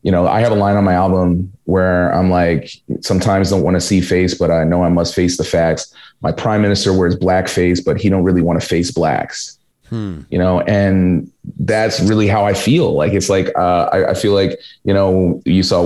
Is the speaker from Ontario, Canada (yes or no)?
no; Edmonton, Alberta, Canada; moved away as an adult; now in Toronto, Canada; I'm from Edmonton